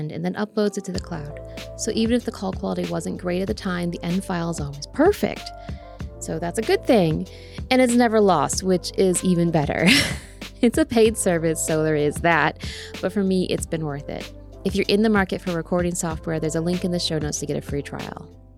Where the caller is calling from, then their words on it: New York, United States; I'm in New York State.